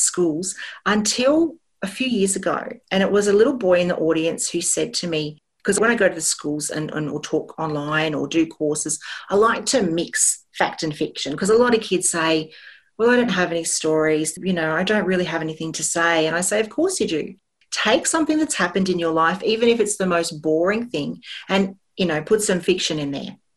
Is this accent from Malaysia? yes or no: no; Sydney, New South Wales, Australia; growing up in the Sutherland Shire